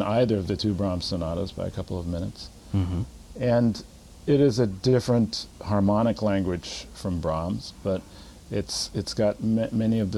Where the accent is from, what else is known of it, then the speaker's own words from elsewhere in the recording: Los Angeles, California, United States; moved away as an adult; also born or lived in New York / Chicago; my hometown orchestra, the LA Philharmonic